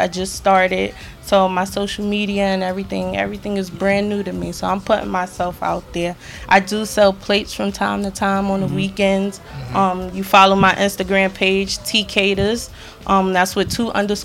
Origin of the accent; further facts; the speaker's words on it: New York City, New York, United States; also born or lived in Brooklyn; I'm from the Bronx, New York